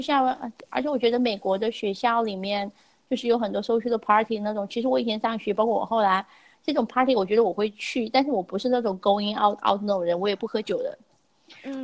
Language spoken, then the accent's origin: Chinese; China; moved away as an adult; now in United States; 我们从小在中国就是，的教育，小时候啊，就是你上小学什么的